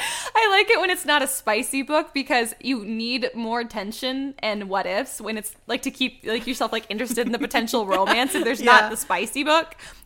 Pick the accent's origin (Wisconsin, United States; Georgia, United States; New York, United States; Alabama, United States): Alabama, United States; born there; But, I was also born in Alabama.